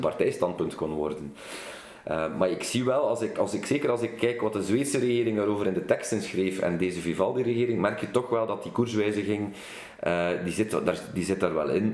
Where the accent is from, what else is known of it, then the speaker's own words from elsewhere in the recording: Kortrijk, Flanders, Belgium; Ik kom uit Kortrijk. Ik ben een West-Vlaams parlementslid